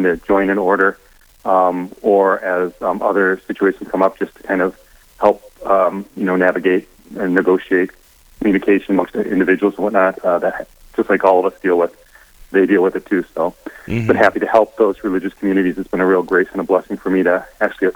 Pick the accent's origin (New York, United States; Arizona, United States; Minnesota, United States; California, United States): Minnesota, United States; Minneapolis; I'm originally from Minnesota and from St. Paul's, Minneapolis area